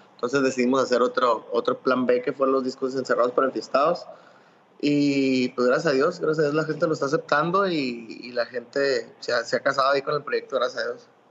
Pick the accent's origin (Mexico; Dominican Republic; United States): Mexico; los que somos mexicanos